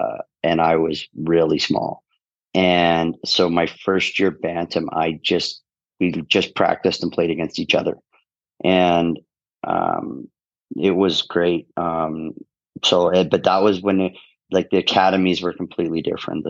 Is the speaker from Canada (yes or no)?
yes; Fort Saskatchewan, Alberta, Canada; moved away as an adult; also born or lived in Sherwood Park, Alberta / Edmonton; now in Lugano, Switzerland; I grew up in Fort Saskatchewan, which is like a smaller town of like 12,000 people